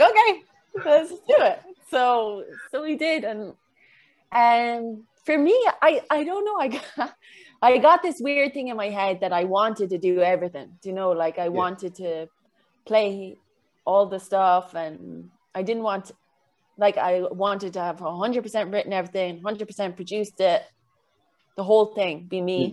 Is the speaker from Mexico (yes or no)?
no; Kilkenny, Leinster, Ireland; moved away; I came back home to Kilkenny